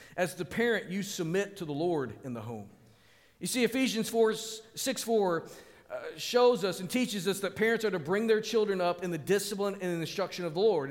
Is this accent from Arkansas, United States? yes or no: yes; Springdale, Arkansas, United States; we lived in an apartment complex on the north end of my hometown, Springdale